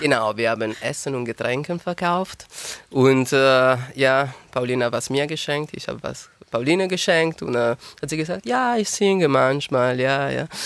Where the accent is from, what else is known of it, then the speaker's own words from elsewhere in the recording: Turin, Piedmont, Italy; German is a second language; moved away as an adult; now in Tübingen, Germany; ich komme aus Turin und die Firma, wo ich gearbeitet habe, hat mir geschickt